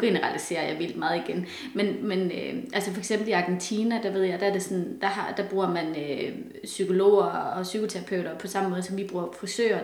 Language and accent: Danish; Denmark; som danskere